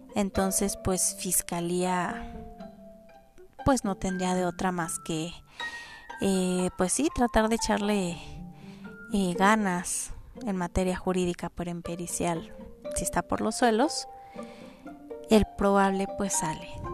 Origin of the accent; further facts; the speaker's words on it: Mexico; como mexicanos, no, estamos acostumbrados